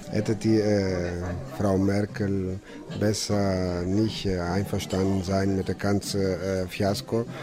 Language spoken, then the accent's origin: German; Greece; German is a second language; now in Bonn, Germany; Ich bin Grieche, 25 Jahre, im Restaurant Delphi in Bonn. Ich fühle mich nicht wohl, wenn ich Bilder sehe aus meiner Heimat